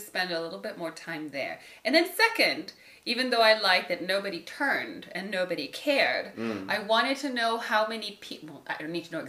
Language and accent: English; Guatemala; I was raised Catholic in Guatemala